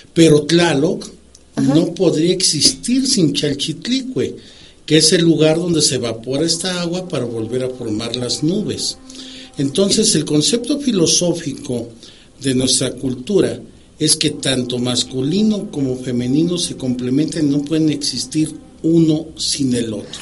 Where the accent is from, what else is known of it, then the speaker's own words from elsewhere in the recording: Mexico; nosotros como mexicanos